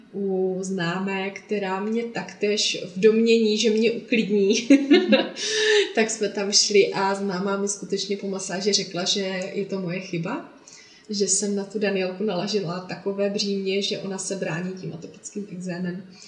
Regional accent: Traplice, Zlín Region, Czechia; also born or lived in Olomouc; pocházím eh, ze Slovácka od Uherského hlediště, mm-hmm. kde bydlím s rodinou, s manželem, se dvěma dětmi v malé dětince v Traplicích, mm-hmm. kde jsem i vyrůstala a chodila do školy

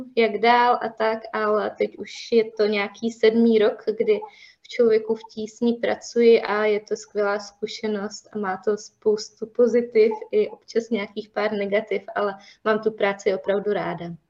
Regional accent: Havířov, Moravian-Silesian Region, Czechia; já jsem původem z Havířova

